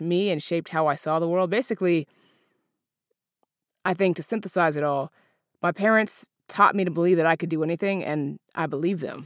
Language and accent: English; Seattle, Washington, United States; also born or lived in Alaska; My brother and I were raised in Seattle. We were born in Alaska.